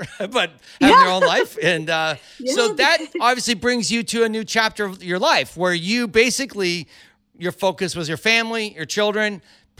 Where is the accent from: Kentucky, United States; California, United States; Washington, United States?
California, United States; Cupertino; moved away as an adult; now in Los Angeles, United States; I grew up in Cupertino